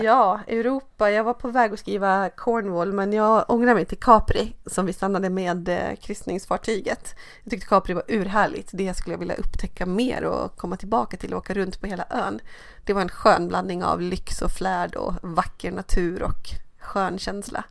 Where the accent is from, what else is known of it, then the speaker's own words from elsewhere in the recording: Dalarna County, Sweden; jag är ju uppvuxen i Dalarna